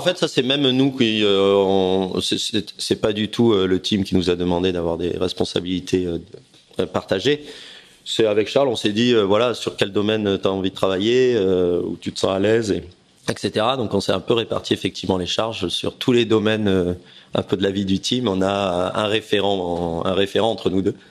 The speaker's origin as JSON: {"language": "French", "town": "Aix-en-Provence", "region": "Provence-Alpes-Côte d'Azur", "country": "France", "tie": "born or raised there", "said": "J'étais Aix-en-Provence. On vivait avec ma famille"}